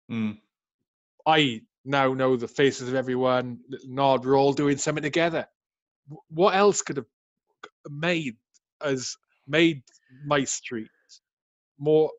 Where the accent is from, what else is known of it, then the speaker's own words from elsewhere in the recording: Welsh Valleys, Wales, United Kingdom; I grew up, mate, I grew up in the Welsh Valleys